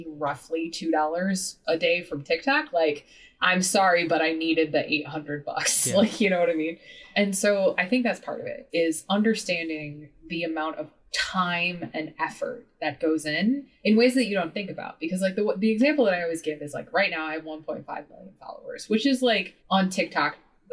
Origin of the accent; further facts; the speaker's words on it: Midwest, United States; moved away as an adult; I grew up in the Midwest.